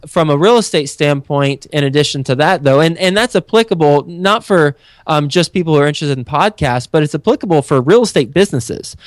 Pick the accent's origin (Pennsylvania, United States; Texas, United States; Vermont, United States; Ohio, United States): Texas, United States; moved away as an adult; also born or lived in Flint, Michigan / New York City; Friday Night Lights was my high school